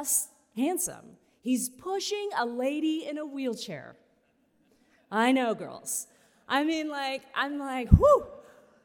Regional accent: Weeki Wachee River, Florida, United States; I grew up swimming in the Wiki-Watchee River

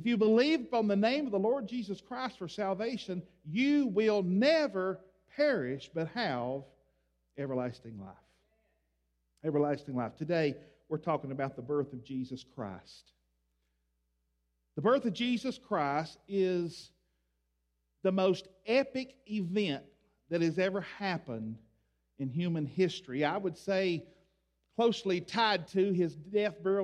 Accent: Tennessee, United States; I grew up here in Tennessee, going to church at Columbia Hill Baptist Church

